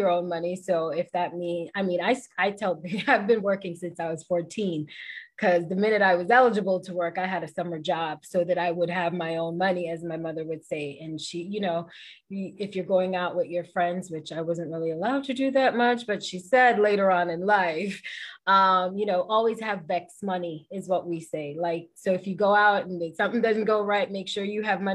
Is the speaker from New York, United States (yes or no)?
yes; New York City, New York, United States; growing up in the Bronx and in New York